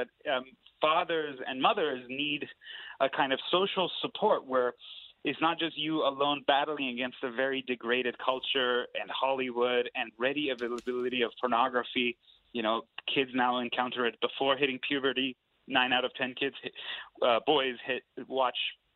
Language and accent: English; Iran; now in United States; I'm an immigrant. I'm from Iran. I came to the United States